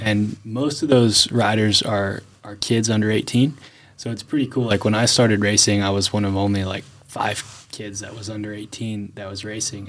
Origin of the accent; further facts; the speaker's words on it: Pennsylvania, United States; moved away as an adult; now in North Carolina, United States; I grew up in Pennsylvania